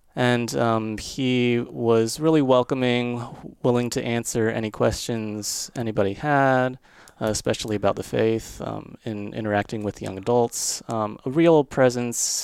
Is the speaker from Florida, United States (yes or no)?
yes; Florida, United States; moved away as an adult; also born or lived in Germany; where I grew up in Florida